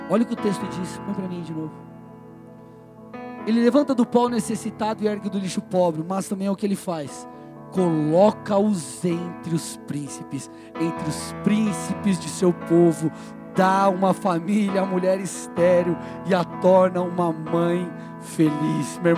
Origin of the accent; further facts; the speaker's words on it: São Paulo, Brazil; now in Paraná, Brazil; Deus me sou de São Paulo e me trouxe para o Paraná.